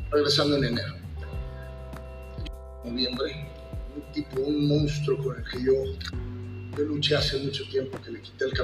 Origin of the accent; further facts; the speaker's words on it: State of Mexico, Mexico; crecí en el Toro de Cuatro Caminos viendo misioneros villanos, brazos, este, Enrique Vera, Canet, Dos Caras Killer